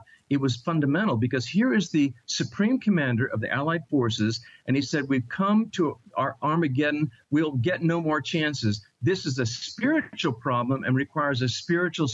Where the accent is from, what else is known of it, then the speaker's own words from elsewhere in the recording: Long Island, New York, United States; I'm a native New Yorker. I was born in Long Island, New York